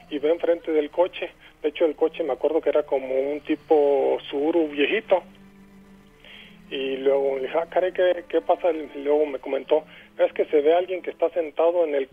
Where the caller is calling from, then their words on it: Guanajuato, Mexico; Este, de Guanajuato.